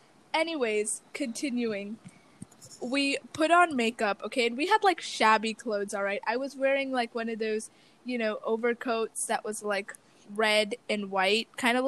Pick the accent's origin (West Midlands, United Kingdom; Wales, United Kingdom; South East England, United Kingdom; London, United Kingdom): London, United Kingdom; born there; That is true. I was born in London.